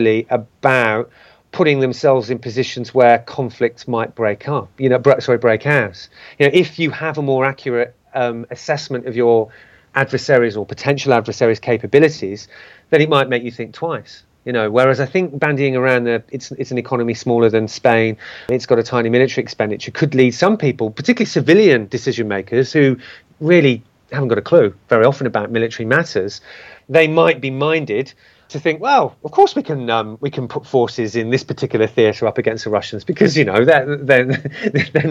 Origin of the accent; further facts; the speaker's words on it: United Kingdom; a British citizen